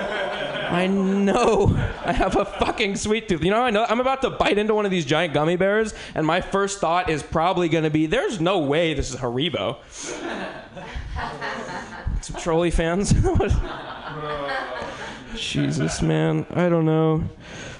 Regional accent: Bay Area, California, United States; I'm originally from the Bay Area

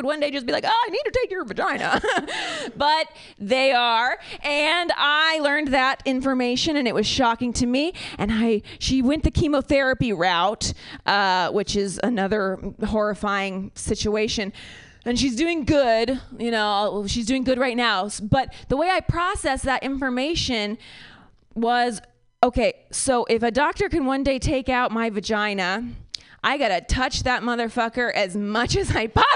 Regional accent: Ohio, United States; now in Bay Area, United States; I am from Ohio.

